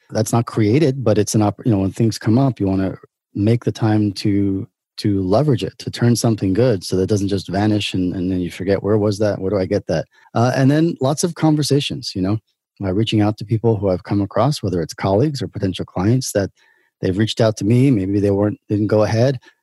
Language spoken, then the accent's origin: English; New York City, New York, United States; moved away as an adult; now in Israel; I grew up in in Brooklyn, New York.